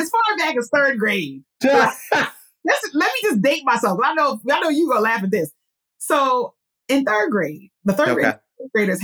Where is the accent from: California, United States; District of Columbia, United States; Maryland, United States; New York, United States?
New York, United States; New York City; also born or lived in Budapest, Hungary; I'm a Queens girl, born and raised in New York City